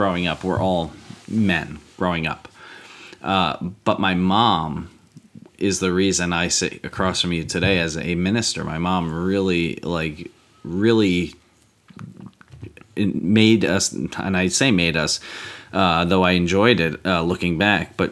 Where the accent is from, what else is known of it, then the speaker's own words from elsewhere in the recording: United States; I'm American